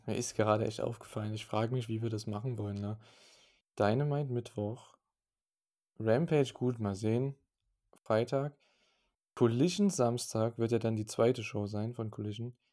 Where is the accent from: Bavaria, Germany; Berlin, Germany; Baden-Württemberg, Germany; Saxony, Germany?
Saxony, Germany; bei uns in Sachsen